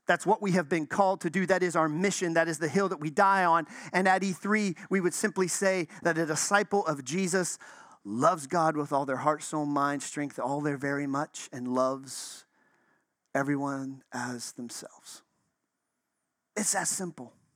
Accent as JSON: {"language": "English", "town": "Chicago", "region": "Illinois", "country": "United States", "moved": "yes", "lives_now": "Florida, United States", "said": "I'm from Chicago."}